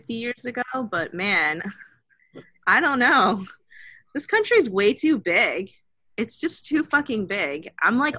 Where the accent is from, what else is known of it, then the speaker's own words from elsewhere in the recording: South Korea; now in United States; my home country of Korea